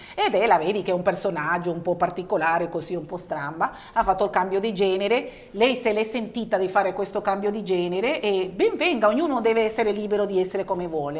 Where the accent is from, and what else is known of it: Venezuela; born or raised there; now in Italy